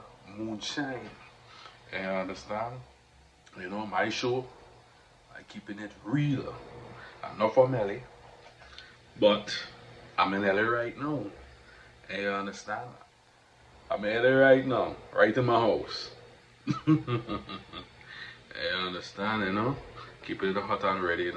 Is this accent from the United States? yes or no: no; Trinidad & Tobago; accent: Trinidadian; we gotta keep the accent strong, the Trinidadian accent